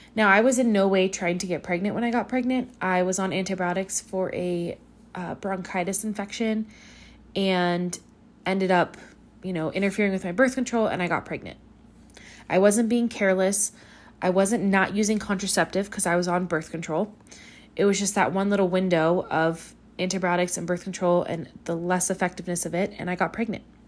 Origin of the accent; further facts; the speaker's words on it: Pacifica, California, United States; also born or lived in Woodland; back in my hometown of Pacifica